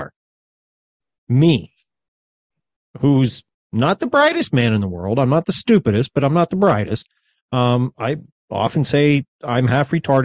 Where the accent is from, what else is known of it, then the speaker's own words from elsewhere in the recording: United States; as an American